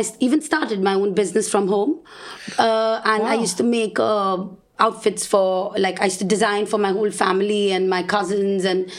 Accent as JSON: {"language": "English", "town": "Mumbai", "region": "Maharashtra", "country": "India", "tie": "born or raised there", "moved": "as an adult", "lives_now": "Gibraltar", "said": "as you introduced me before. I was raised in Mumbai."}